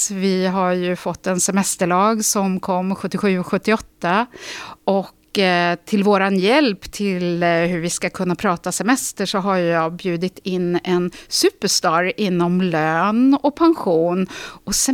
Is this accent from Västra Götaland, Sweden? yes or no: yes; Lysekil, Västra Götaland, Sweden; Vi sitter ju i Stockholm just nu. Jag kommer från Lysekil.